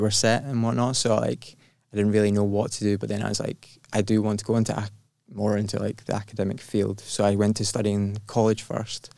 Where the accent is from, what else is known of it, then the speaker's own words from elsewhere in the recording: Glasgow, Scotland, United Kingdom; I was born in Glasgow